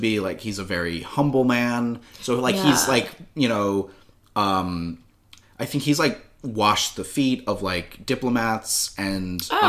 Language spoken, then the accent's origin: English; United States; every French person I asked who realized I was American